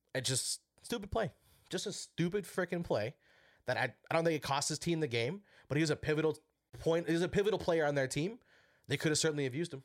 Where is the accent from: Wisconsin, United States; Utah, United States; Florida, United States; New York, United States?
Wisconsin, United States; now in Minnesota, United States; I'm from Wisconsin, born and raised